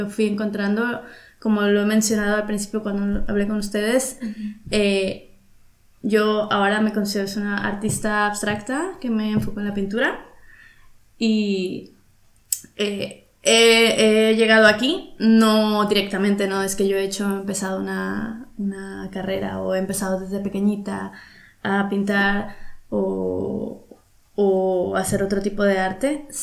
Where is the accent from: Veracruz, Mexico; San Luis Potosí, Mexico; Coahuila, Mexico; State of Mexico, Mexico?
Veracruz, Mexico; also born or lived in Monterrey; now in Barcelona, Spain; yo soy de Veracruz, me fui a Monterrey por eso del 2008